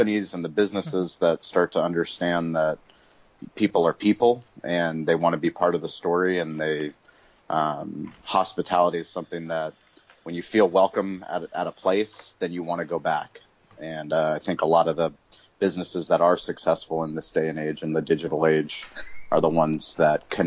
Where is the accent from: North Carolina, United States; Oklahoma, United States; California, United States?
California, United States; San Diego; also born or lived in Colorado; I was born in Colorado, but I moved to San Diego when I was 6 months old. So I'm pretty much not born in San Diego, but all my waking years have been living here in San Diego.